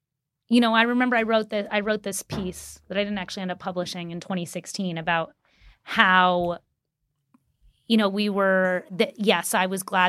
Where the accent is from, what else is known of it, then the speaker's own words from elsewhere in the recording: Ohio, United States; also born or lived in Texas / Mexico; I was born in Ohio. Yeah, I lived in the perfect trifecta, which is Ohio, Texas, and Mexico is how I grew up.